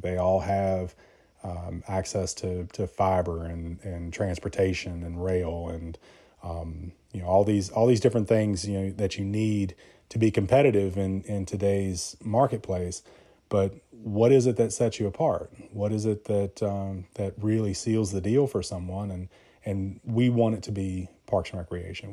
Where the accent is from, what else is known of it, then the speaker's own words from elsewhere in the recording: Buena Vista, Virginia, United States; moved away as an adult; now in Roanoke, United States; I grew up in Rockbridge County, uh, which is, uh, just, uh, about an hour north of here in a small little town, Buena Vista.